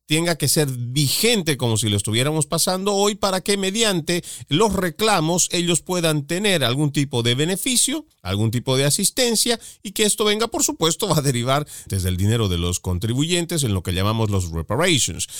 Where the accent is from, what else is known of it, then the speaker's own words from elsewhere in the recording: Bolivia; mi país, en Bolivia